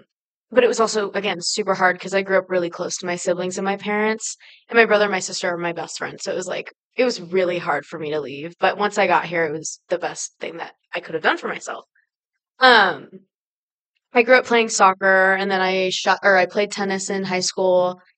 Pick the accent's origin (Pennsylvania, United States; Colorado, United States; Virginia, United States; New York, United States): Colorado, United States; Littleton; moved away as an adult; now in Montana, United States; I was born and raised in Littleton, Colorado, by my parents, Jason and Stephanie.